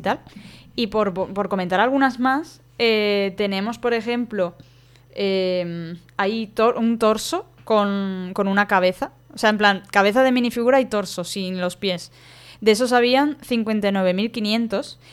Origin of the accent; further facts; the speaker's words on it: Valencia, Valencian Community, Spain; yo soy de Valencia